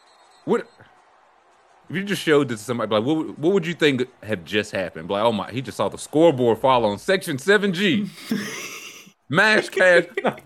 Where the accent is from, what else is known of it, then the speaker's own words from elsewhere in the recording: New Jersey, United States; I've never seen those people in my life, man. Yeah. I'm from New Jersey, man. Get me out of here.